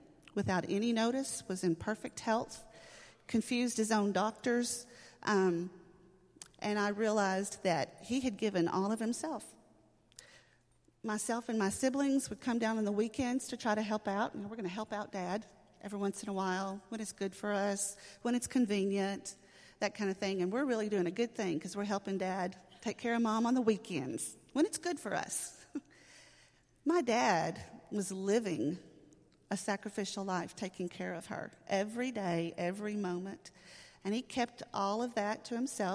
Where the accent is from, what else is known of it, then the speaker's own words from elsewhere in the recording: Pittsburgh, Texas, United States; In Camp County, I grew up in Pittsburgh, Texas